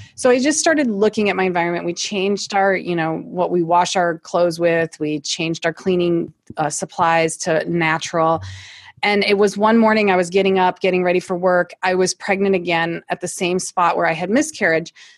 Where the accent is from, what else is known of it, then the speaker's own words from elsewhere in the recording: Toledo, Ohio, United States; now in Akron, United States; Born and raised in Toledo, Ohio, so not too far from here